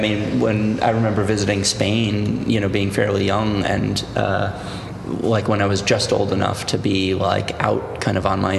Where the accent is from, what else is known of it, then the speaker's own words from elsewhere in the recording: New York City, New York, United States; I grew up in New York City